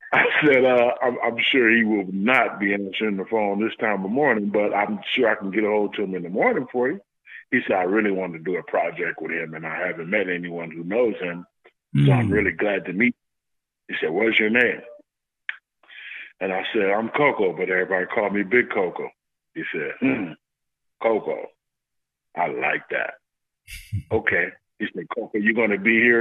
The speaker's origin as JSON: {"language": "English", "town": "Los Angeles", "region": "California", "country": "United States", "tie": "born or raised there", "said": "I'm from South Central L.A."}